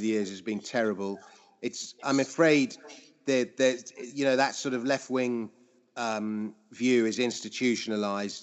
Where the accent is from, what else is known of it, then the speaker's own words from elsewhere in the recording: London, United Kingdom; I grew up in Fulham, so I grew up going to watch Fulham as a little boy